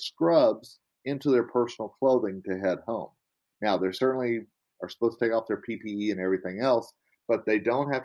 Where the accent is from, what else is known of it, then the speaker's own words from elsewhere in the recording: Oklahoma, United States; accent: Southern; moved away; I'm originally from Oklahoma, you know, and I have a little bit of y'all in me. I have a little bit of a Southern accent